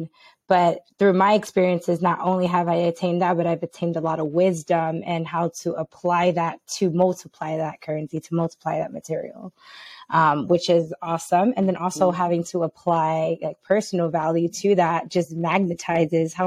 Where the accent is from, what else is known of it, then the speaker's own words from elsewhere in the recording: New York City, New York, United States; I am originally from New York, born and raised. I'm from the Bronx.